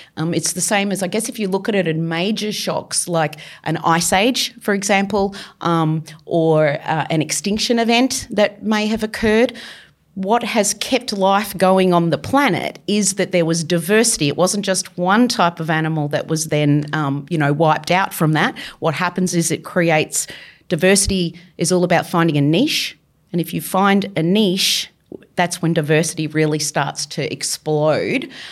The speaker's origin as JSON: {"language": "English", "region": "Victoria", "country": "Australia", "tie": "born or raised there", "moved": "yes", "said": "I grew up in Victoria"}